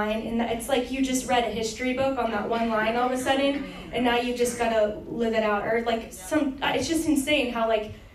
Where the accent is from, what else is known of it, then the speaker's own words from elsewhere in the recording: Texas, United States; I'm from Texas